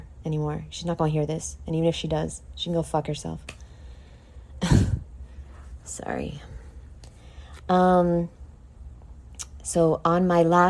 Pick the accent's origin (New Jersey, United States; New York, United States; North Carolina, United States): New York, United States; I'm from New York